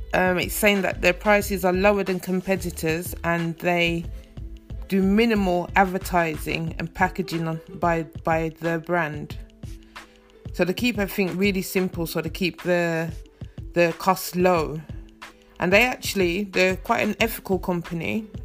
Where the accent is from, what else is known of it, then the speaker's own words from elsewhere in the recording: Birmingham, West Midlands, United Kingdom; moved away as an adult; also born or lived in East London; now in London, United Kingdom; my hometown, Birmingham.